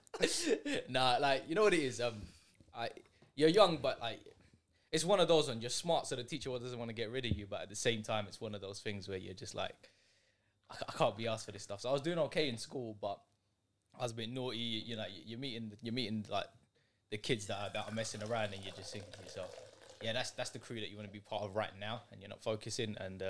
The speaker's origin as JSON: {"language": "English", "region": "London", "country": "United Kingdom", "tie": "born or raised there", "said": "Forest Gate, East London."}